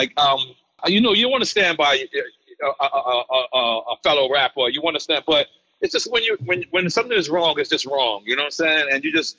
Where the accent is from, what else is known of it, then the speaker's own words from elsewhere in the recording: New York City, New York, United States; I'm from Queens. Jackson Heights